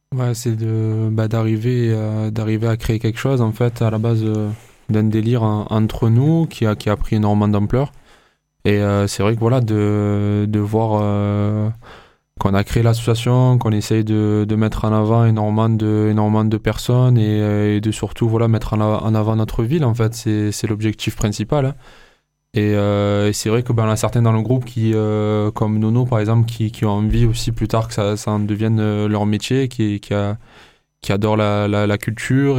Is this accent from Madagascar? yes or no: no; Marseille, Provence-Alpes-Côte d'Azur, France; en tant que Marseillais, euh, c'est vrai que, euh, on s'énerve rapidement